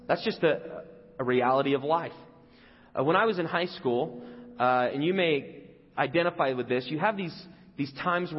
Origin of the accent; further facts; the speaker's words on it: England, United Kingdom; moved away; I grew up in England